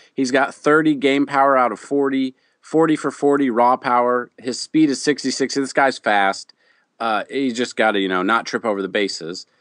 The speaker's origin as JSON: {"language": "English", "region": "Midwest", "country": "United States", "said": "I'm from the Midwest."}